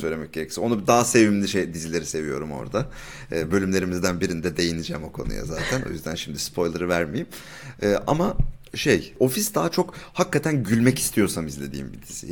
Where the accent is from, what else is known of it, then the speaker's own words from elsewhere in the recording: Turkey; Biz Türk'üz